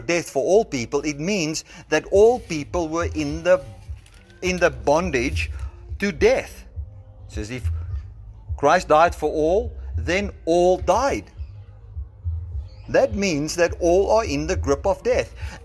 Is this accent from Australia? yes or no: no; South Africa; I identify as a South African.